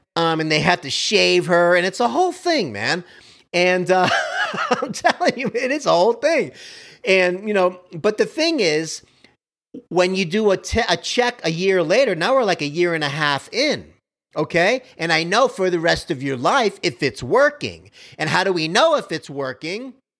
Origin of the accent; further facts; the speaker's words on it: Miami, Florida, United States; I grew up like that on Kendall Drive in Miami, right by Baptist Hospital.